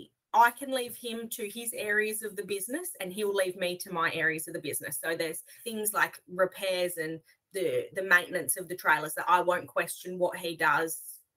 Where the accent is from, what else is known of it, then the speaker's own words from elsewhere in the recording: Western Australia, Australia; from AJM Hire in Western Australia.